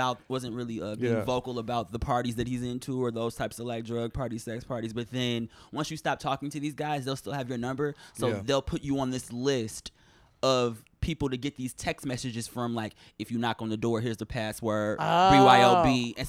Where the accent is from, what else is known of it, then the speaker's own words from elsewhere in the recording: Detroit, Michigan, United States; Detroit, Michigan.